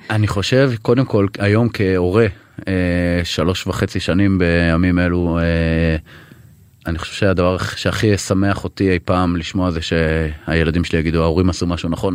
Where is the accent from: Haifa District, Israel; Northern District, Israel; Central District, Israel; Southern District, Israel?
Southern District, Israel; Eshel HaNasi; moved away; also born or lived in Tel Aviv / Sharon; באמת ילד עם ילדות מאושרת, בכ-, בכפר, באשל הנשיא בדרום.